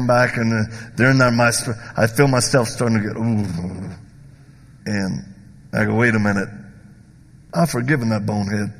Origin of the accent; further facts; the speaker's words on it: the South, United States; I'm from the South